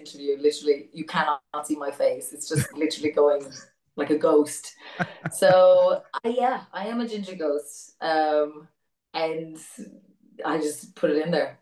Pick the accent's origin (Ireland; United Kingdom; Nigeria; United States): Ireland; as an Irish person